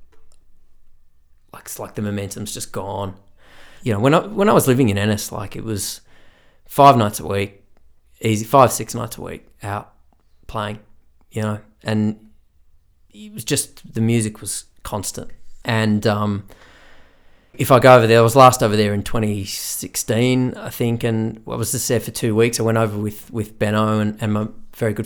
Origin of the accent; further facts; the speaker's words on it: Australia; also born or lived in Ireland; an Aussie who played Irish music